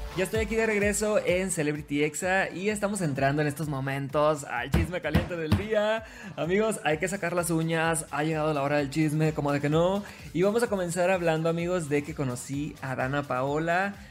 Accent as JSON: {"language": "Spanish", "region": "Sinaloa", "country": "Mexico", "said": "yo soy TikToker sinaloense"}